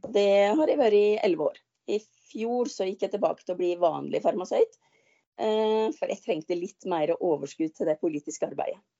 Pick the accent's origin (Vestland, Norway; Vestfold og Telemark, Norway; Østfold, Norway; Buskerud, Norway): Buskerud, Norway; Nesbyen; also born or lived in Oslo; mamma og pappa flytta hjem igjen og overtok eh, odelsgården til mor mi, eller småbruket